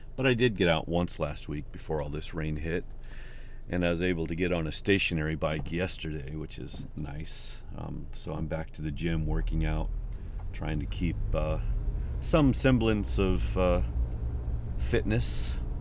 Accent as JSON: {"language": "English", "region": "Midwest", "country": "United States", "also_born_or_lived": "New Mexico / Oklahoma", "moved": "yes", "said": "I'm from the Midwest"}